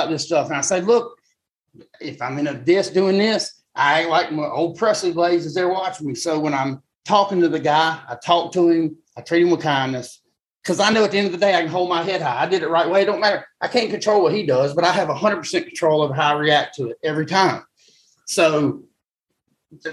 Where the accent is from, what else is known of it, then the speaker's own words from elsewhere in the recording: South Alabama, United States; I'm still from South Alabama